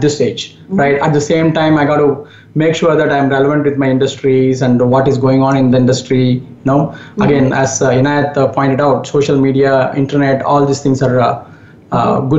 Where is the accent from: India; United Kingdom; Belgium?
India; English is a second language; moved away as an adult; also born or lived in Japan; now in United States; Yes, growing up in India